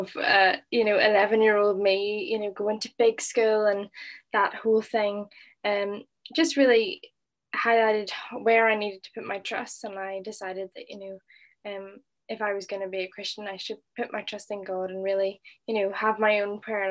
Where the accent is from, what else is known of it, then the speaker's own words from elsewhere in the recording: Northern Ireland, United Kingdom; moved away as an adult; now in Liverpool, United Kingdom; I'm originally from Northern Ireland, as you can hear.